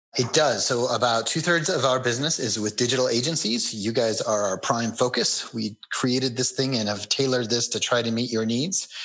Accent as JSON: {"language": "English", "region": "Colorado", "country": "United States", "tie": "born or raised there", "said": "I moved back to my hometown in Colorado"}